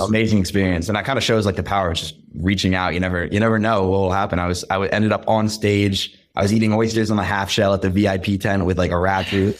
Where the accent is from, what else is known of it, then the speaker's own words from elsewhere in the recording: the Berkshires, Western Massachusetts, United States; also born or lived in Boston; I'm from the Berkshires, which is, like, all you can do is just be outdoors